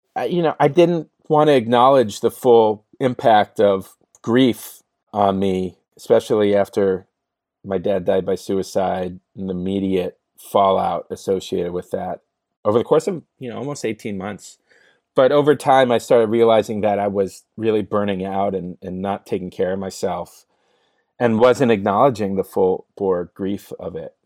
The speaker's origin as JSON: {"language": "English", "town": "San Francisco", "region": "California", "country": "United States", "tie": "born or raised there", "moved": "as an adult", "lives_now": "Sherman Oaks, United States", "said": "I grew up in the Bay Area in San Francisco, actually. One of the rare few folks that have been born and raised in San Francisco."}